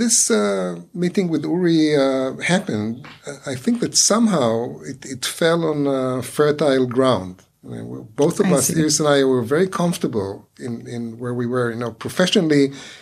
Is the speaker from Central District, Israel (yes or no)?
yes; Ra'anana, Central District, Israel; English is a second language; moved away as an adult; also born or lived in New York, United States / Long Island, United States; I came to NYU from Ra'anana